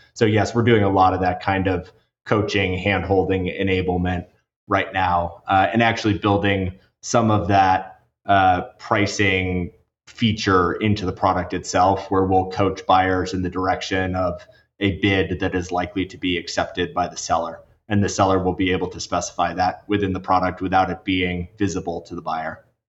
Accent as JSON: {"language": "English", "town": "Washington", "region": "District of Columbia", "country": "United States", "tie": "born or raised there", "said": "I grew up in Washington, D.C."}